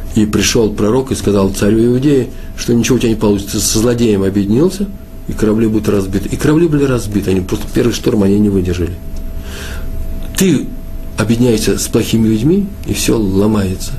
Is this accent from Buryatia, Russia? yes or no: no; Moscow, Russia; Я, москвич